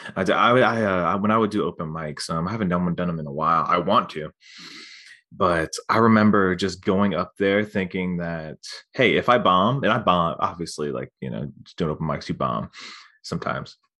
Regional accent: near Wilmington, North Carolina, United States; I'm actually from, like, around Wilmington, well, just outside Wilmington.

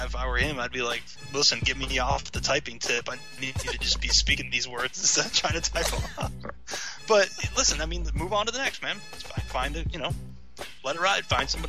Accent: Las Vegas, Nevada, United States; So I'm from Vegas, and I'm good with a shank. So, like, I'm ….

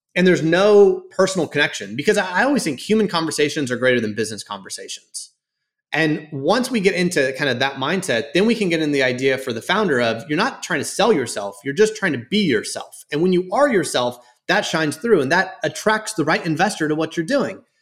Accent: Houston, Texas, United States; also born or lived in Dallas, Texas; I grew up in Houston

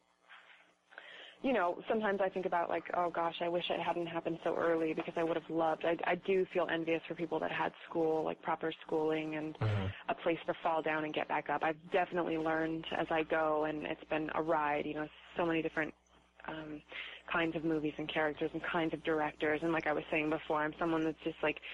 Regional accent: Reno, Nevada, United States; I grew up in Reno

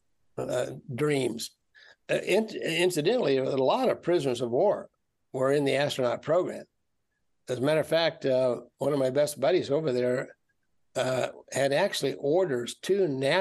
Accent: Kansas, United States; moved away as an adult; I was from Kansas. I was from the middle of the United States and had never seen the ocean

